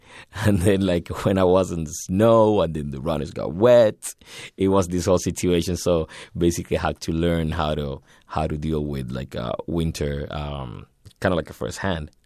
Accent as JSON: {"language": "English", "region": "Havana", "country": "Cuba", "tie": "born or raised there", "moved": "as an adult", "lives_now": "Canada", "said": "I was born in Havana, January seventh, uh, nineteen eighty-four"}